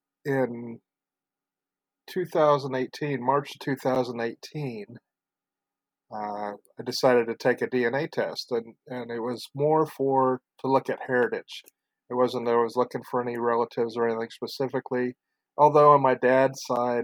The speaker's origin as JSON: {"language": "English", "region": "Oregon", "country": "United States", "tie": "born or raised there", "also_born_or_lived": "California", "said": "moved up to Oregon"}